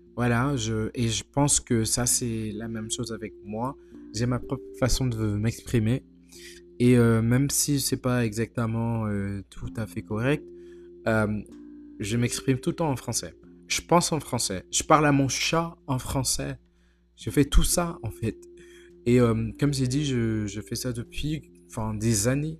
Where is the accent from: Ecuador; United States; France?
United States; je suis américain